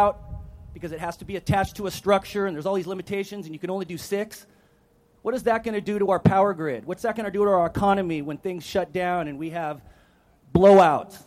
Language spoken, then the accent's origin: English; Monterey County, California, United States; also born or lived in Oregon; my hometown of Monterey County